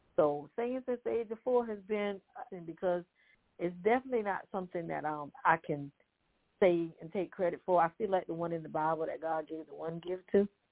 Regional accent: Santee, South Carolina, United States; now in Orangeburg, United States; I'm from Orangeburg, South Carolina, originally from Santee, South Carolina

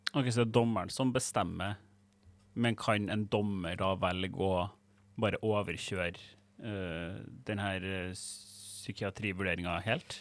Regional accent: Trøndelag, Norway; Jeg er fra Trøndelag

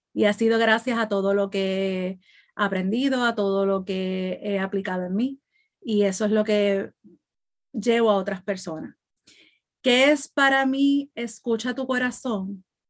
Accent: Puerto Rico; now in Florida, United States; estoy radicada en Florida, soy de Puerto Rico

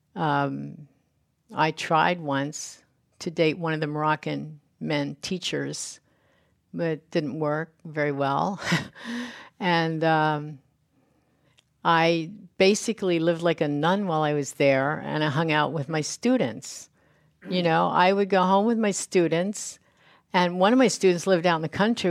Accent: United States; I don't speak French. I'm a, I'm American. I speak English

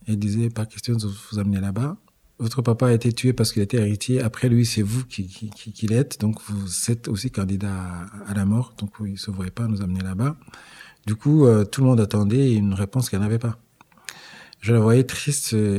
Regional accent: Rwanda; je suis rwandais

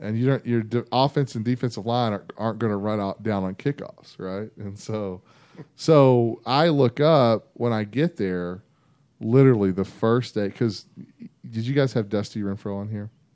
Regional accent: Vernon, Texas, United States; also born or lived in Mesquite, Texas; I grew up in Vernon

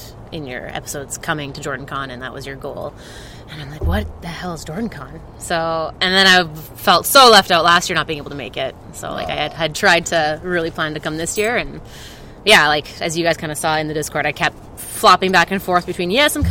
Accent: Alberta, Canada; I'm from Alberta

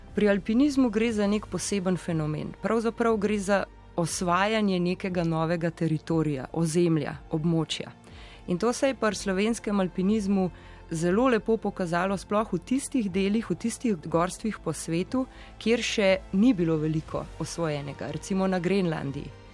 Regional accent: Slovenia; smo Slovenci

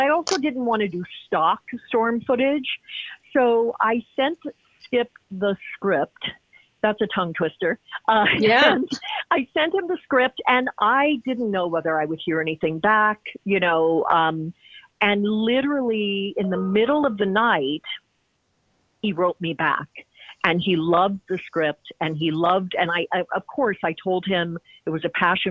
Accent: Hannibal, Missouri, United States; moved away; my hometown of Hannibal

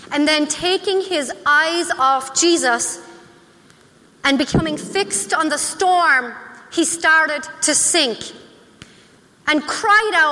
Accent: Lake Michigan, United States; my hometown on the shores of Lake Michigan

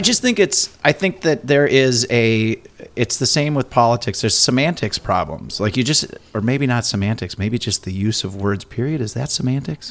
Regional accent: Minnesota, United States; I'm ultra Minnesotan

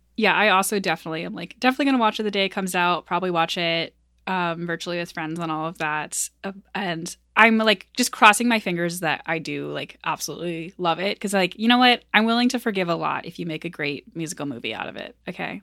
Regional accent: rural Maine, United States; moved away; also born or lived in Midwest; I'm not from the Midwest. I live here now, um, but I am from rural Maine

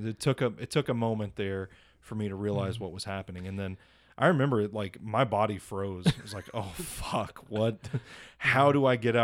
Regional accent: Gladeville, Tennessee, United States; So you know where I grew up is out in the Gladeville area, next to like hundreds of acres of wooded area.

